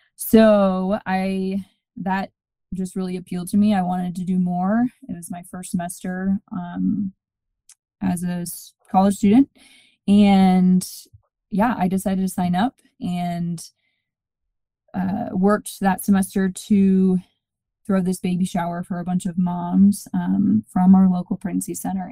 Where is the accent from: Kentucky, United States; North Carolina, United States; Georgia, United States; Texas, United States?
Georgia, United States; moved away as an adult; also born or lived in South Bend, Indiana / Phoenix, Arizona; now in Colorado Springs, United States; I grew up in Georgia, went to school at St. Mary's College in South Bend, Indiana.